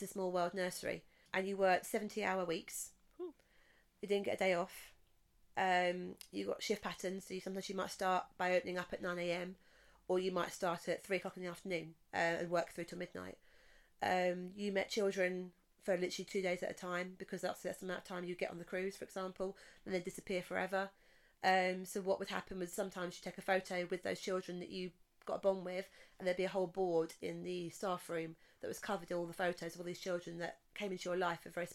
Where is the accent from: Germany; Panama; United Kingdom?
United Kingdom; England; I'm an English person.